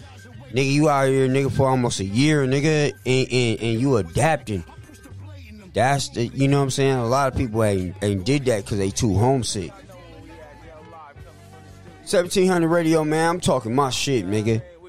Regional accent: the Bay Area, California, United States; moved away; I'm from the Bay. But, you know, I left for my own personal reasons, man.

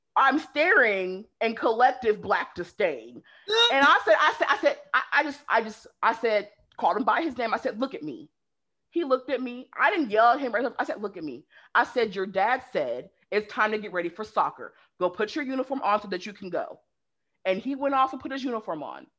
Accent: West Coast, Pacific Northwest, United States; moved away as an adult; also born or lived in the South, United States; now in Southern United States, United States; growing up on the West Coast, it's more progressive.

